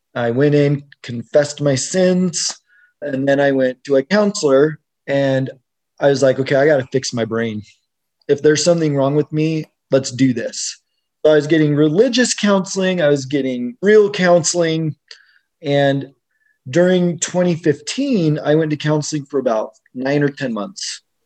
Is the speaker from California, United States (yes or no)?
no; Utah, United States; I grew up here in Utah